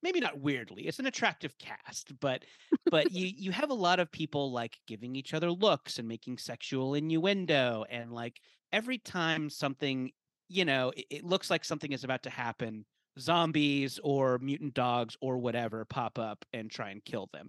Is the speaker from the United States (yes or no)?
yes; Orange County, California, United States; I grew up in Orange County, California